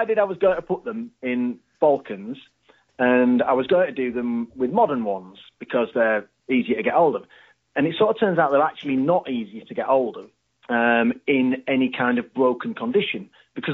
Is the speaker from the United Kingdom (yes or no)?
yes; Harrogate, Yorkshire and the Humber, United Kingdom; I'm from Harrogate, around here